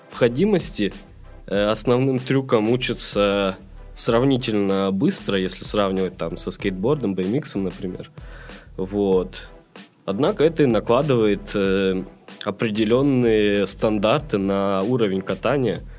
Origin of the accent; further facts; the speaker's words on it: Perm, Perm Krai, Russia; moved away as an adult; now in Saint Petersburg, Russia; я вырос э, в Перми, э, в Санкт-Петербург, э, переехал учиться в 2007